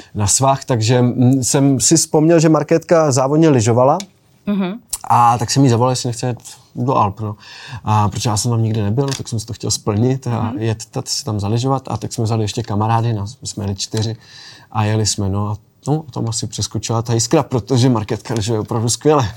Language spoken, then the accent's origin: Czech; Bohumín, Moravian-Silesian Region, Czechia; also born or lived in Skřečoň; vyrůstal jsem v Bohumíně, vlastně v paneláku, pak jsme se přestěhovali na rodinný domek, takže jsem vlastně vyrůstal na vesnici ve Skřečoni